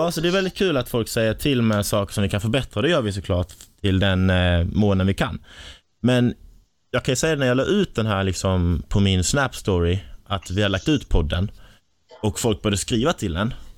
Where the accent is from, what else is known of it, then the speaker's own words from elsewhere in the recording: Kristianstad, Skåne, Sweden; accent: Scanian (skånska); moved away as an adult; now in Stockholm, Sweden; jag var där hemma i Kristianstad